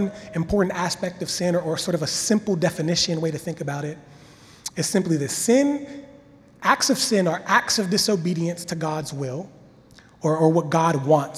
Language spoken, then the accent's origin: English; Washington, Pennsylvania, United States; moved away; I'm from Pennsylvania. Washington, Pennsylvania, small town. We had a creek in my backyard